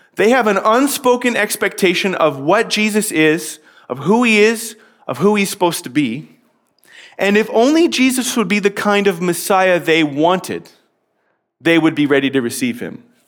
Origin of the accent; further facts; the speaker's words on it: Canada; I'm a Canadian